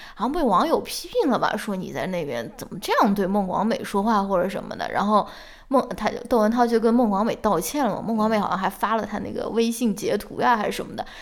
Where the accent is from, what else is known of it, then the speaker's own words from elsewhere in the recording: China; 我们中国人